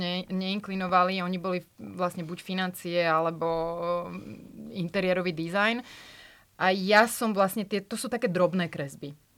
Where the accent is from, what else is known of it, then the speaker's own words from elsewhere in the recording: Slovakia; moved away as an adult; also born or lived in France; ako obyčajný Slovák